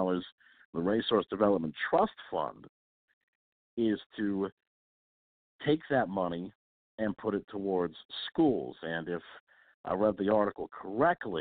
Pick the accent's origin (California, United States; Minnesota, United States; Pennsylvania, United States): Pennsylvania, United States; my home state of Pennsylvania